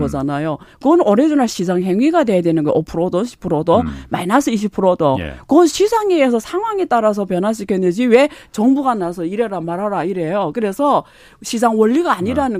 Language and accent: Korean; China; now in South Korea; 저라는 사람 놀랍게도 사회주의 중국에서 왔잖아요.